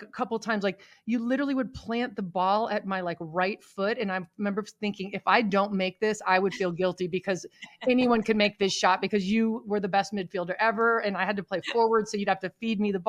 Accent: Miami, Florida, United States; moved away; Growing up in Miami

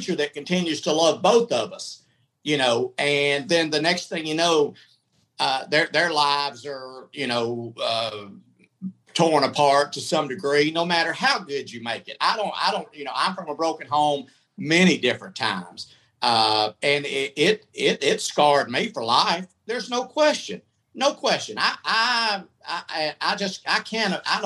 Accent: Atlanta, Georgia, United States; moved away; also born or lived in Tampa; Went to iHeart in Atlanta. Stayed 9 months. I just thought I would be massive there because that's my hometown

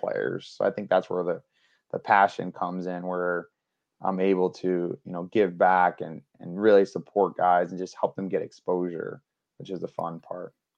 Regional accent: New York, United States; moved away; also born or lived in Florida; I grew up in New York. That's where I was born.

